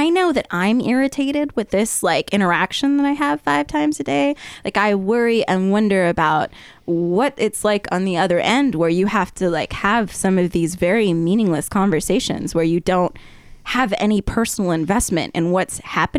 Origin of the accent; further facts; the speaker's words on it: Arizona, United States; moved away as an adult; now in Oregon, United States; I'm from Arizona.